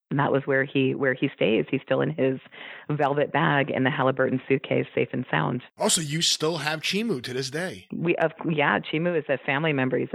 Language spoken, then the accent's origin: English; California, United States; And I was born in 1975. And I was born in California.